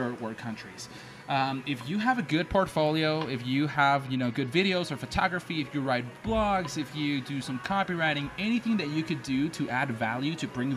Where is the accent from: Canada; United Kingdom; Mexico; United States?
Mexico; I'm from Mexico